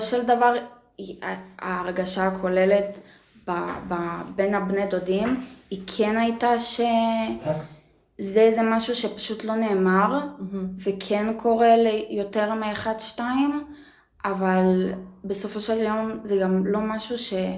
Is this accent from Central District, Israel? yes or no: yes; Yavne, Central District, Israel; אני גדלתי ב- ביבנה